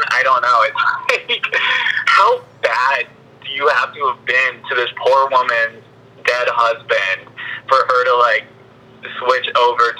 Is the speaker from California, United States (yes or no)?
no; Texas, United States; I grew up in Texas. I grew up in a rural community, everyone was a Republican